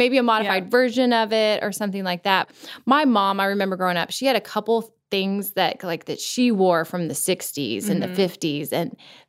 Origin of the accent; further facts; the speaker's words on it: Florida, United States; now in Nashville, United States; You know, I grew up in Florida. I never had a winter coat my whole life, right? Yeah. Well, we're now in Nashville.